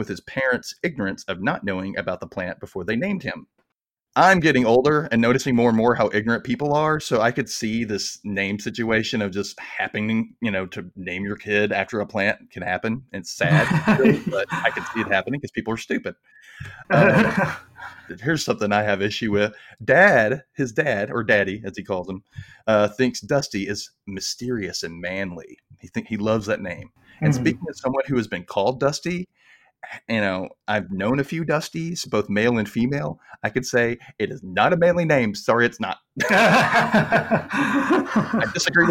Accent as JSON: {"language": "English", "region": "Mississippi", "country": "United States", "tie": "born or raised there", "accent": "Southern", "said": "I know I don't have as thick of an accent as most Mississippians do, but I am from Mississippi, born and raised."}